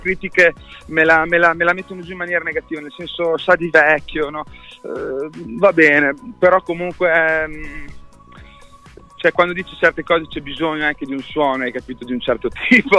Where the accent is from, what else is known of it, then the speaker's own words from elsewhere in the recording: Modena, Emilia-Romagna, Italy; sono di Modena